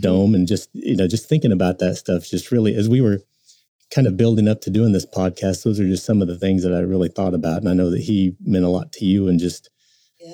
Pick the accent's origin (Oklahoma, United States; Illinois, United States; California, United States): Oklahoma, United States; Tulsa; growing up in Tulsa